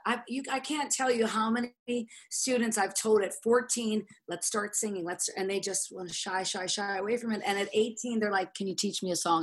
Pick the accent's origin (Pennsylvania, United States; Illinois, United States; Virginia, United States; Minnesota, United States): Pennsylvania, United States; Pittsburgh; moved away; my hometown, Pittsburgh